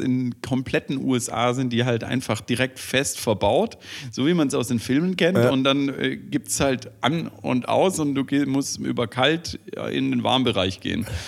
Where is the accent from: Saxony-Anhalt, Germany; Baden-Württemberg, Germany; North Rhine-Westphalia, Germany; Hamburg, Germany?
Baden-Württemberg, Germany; Stuttgart; als äh, Stuttgarter